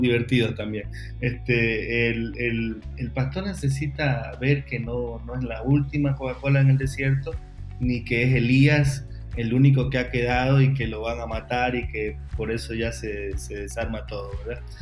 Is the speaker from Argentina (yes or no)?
no; Ecuador; En mi país, en Ecuador